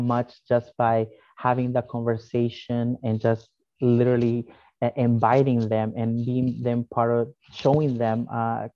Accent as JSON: {"language": "English", "area": "Prince George's County", "region": "Maryland", "country": "United States", "tie": "born or raised there", "also_born_or_lived": "El Salvador", "said": "I grew up in Prince George's County. I went to University of Maryland. I'm still living in Prince George's County"}